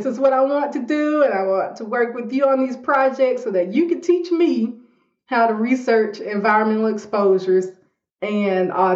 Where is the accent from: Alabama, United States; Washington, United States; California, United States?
Alabama, United States; Montgomery; moved away as an adult; also born or lived in Boston; I'm from Montgomery, Alabama.